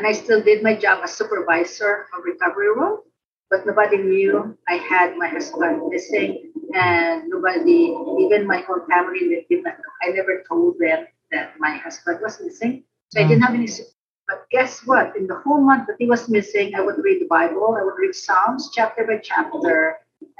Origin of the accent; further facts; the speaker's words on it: Philippines; now in United States; I grew up in the Philippines, grew up in a Christian home